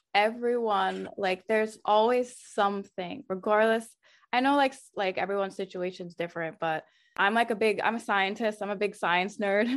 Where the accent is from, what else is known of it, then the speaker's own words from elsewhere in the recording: United States; my family's from Haiti. Um, even though I grew up here in the States, my parents and my two older siblings were actually born in Haiti